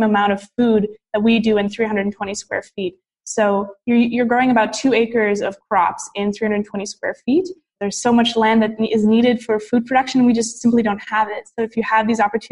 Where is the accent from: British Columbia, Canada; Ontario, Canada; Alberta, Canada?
Ontario, Canada; Ottawa; I'm from the capital city of Canada. It's called Ottawa. And so I was born and raised here, and I went to university here